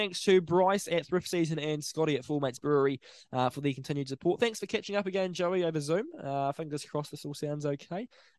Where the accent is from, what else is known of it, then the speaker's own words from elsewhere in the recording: New Zealand; I'm a Kiwi.